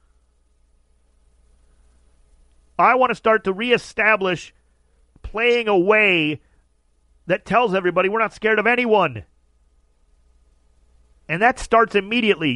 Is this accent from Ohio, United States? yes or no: yes; Ohio, United States; now in Southern California, United States; I'm from Ohio